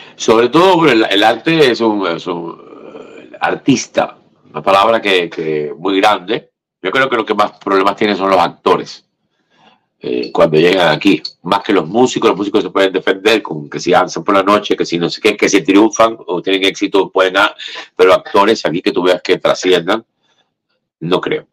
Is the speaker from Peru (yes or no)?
no; Cuba; now in Miami, United States